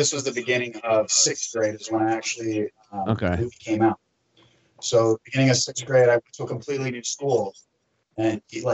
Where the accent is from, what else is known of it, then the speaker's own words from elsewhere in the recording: Grass Valley, California, United States; I grew up in about 30 miles north of Sacramento in a place called Grass Valley